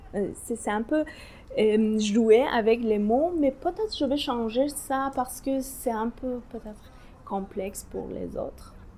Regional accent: Tehran, Tehran Province, Iran; French is a second language; moved away as an adult; now in Anjou, Canada; Je suis née à Téhéran euh, pendant la guerre l'Iran-l'Irak

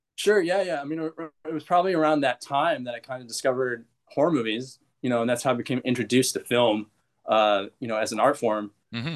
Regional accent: Bay Area, California, United States; I grew up in the Bay Area

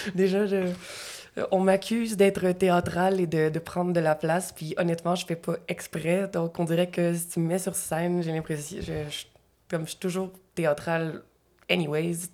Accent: Gatineau, Quebec, Canada; je viens de l'Outaouais

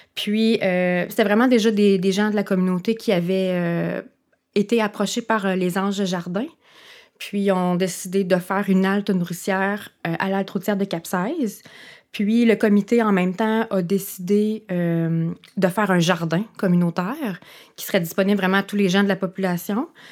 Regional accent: Cap-Seize, Quebec, Canada; moved away; je suis originaire du village de Cap 16

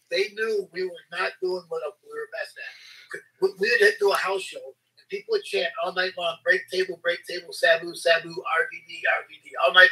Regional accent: Detroit, Michigan, United States; I couldn't break them even in my hometown. We wrestled in Michigan and Detroit

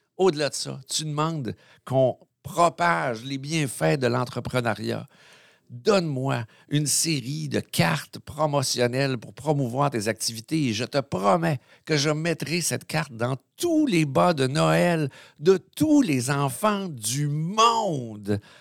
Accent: Quebec, Canada; on est au Saguenay-Lac-Saint-Jean

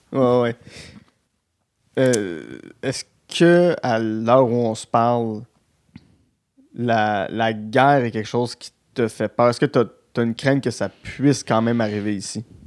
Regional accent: Gatineau, Quebec, Canada; accent: Gatineau; mon accent de Gatineau

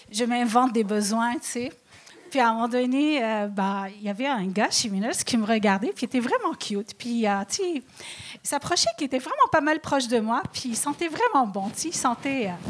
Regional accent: Lebanon; moi, lorsque je dis que je suis libanaise, les gens toujours ils disent Ah ouais, ah, c'est intéressant.

